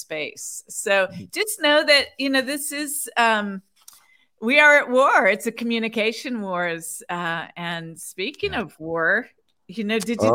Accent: United States; I'm an American

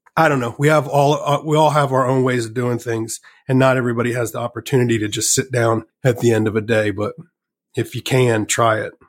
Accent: Virginia, United States; also born or lived in Richmond, Virginia; Well, I grew up in Virginia

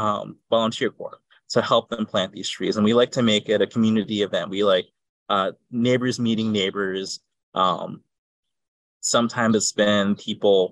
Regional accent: Chicago, Illinois, United States; I grew up in Logan Square

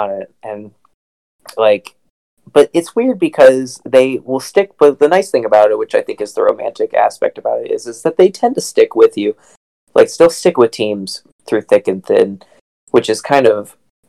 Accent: Southington, Ohio, United States; my hometown, Southington, Ohio

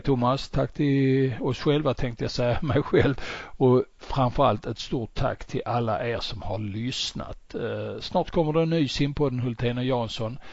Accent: Sweden; för vår del som svenskar

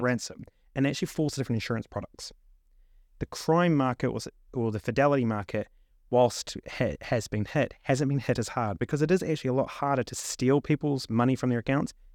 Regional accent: New Zealand; moved away as an adult; also born or lived in Melbourne, Australia; now in London, United Kingdom; born and raised in New Zealand

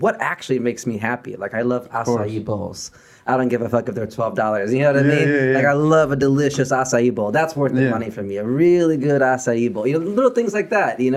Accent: Chicago, Illinois, United States; growing up in Chicago

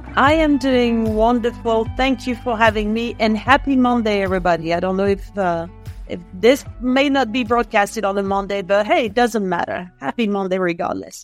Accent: Lyon, Auvergne-Rhône-Alpes, France; English is a second language; moved away as an adult; also born or lived in London; now in Boulder, United States; in France, in Lyon, which happens to be my hometown

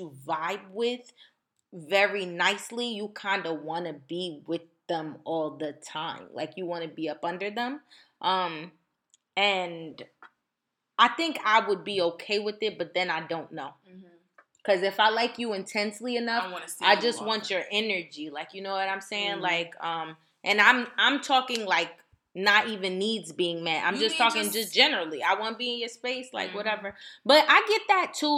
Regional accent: New Jersey, United States; moved away as an adult; also born or lived in Virginia; I'm from Jersey, but I spent 6 years in Virginia.

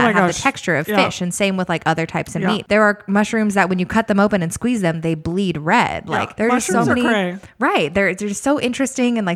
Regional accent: California, United States; a Cali born and raised

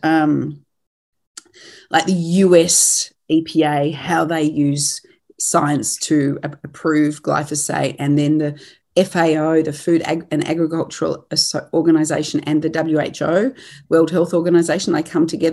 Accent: Australia; moved away as an adult; now in New Zealand; I am Australian. I've been based here since 2007, married into a farming family, and I come from a farming family in Australia

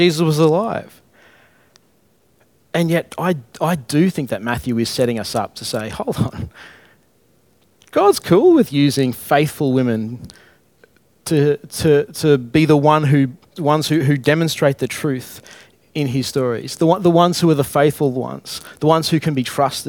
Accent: Brisbane, Queensland, Australia; I'm from Alex Gale, Brisbane, childhood of difficult times in my own mind at least

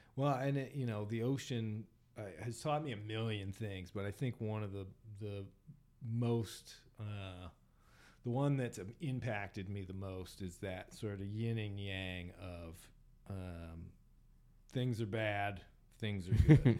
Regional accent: United States; as an American

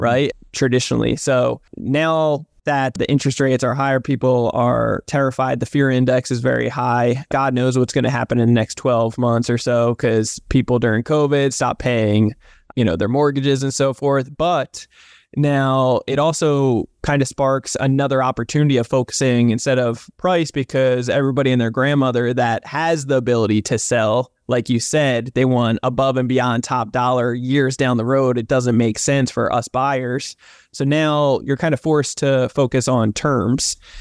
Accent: New Jersey, United States; also born or lived in Southern California; now in California, United States; I'm from New Jersey originally

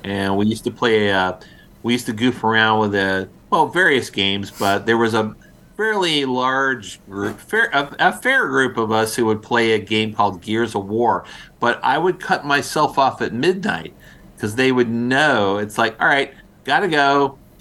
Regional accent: outside of Philadelphia, Pennsylvania, United States; I grew up outside of Philadelphia

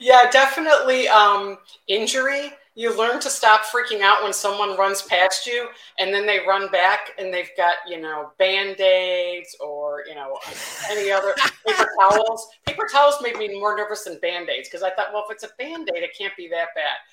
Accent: Chicago, Illinois, United States; kind of a lifelong Chicago one

